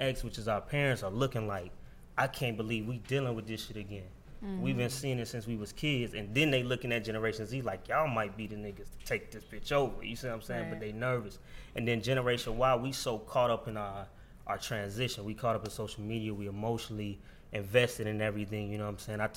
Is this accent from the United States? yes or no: yes; Florida, United States; I was from Florida